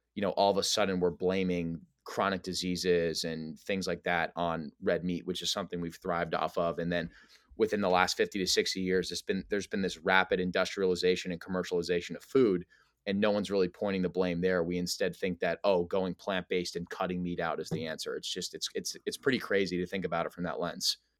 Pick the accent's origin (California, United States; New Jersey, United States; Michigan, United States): New Jersey, United States; also born or lived in New York area; I'm from the New Jersey, New York area, kind of a city boy at heart